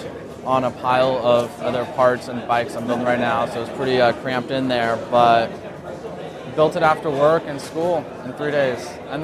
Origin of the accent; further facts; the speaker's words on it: Southern California, United States; I'm from Southern California.